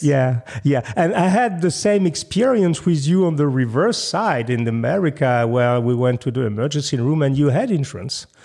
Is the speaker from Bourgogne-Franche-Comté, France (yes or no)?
no; Paris, Île-de-France, France; moved away as an adult; now in United States; I'm from Paris